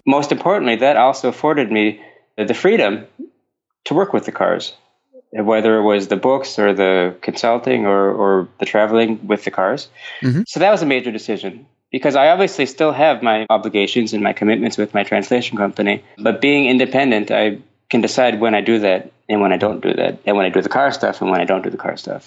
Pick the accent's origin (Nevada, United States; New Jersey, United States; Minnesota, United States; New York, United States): Minnesota, United States; moved away as an adult; also born or lived in Finland; now in Denmark; I grew up in Minnesota